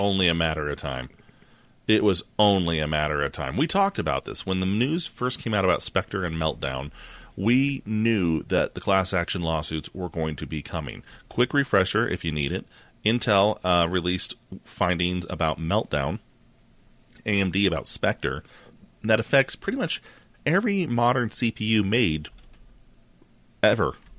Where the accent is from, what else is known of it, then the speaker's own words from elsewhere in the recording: United States; I'm American.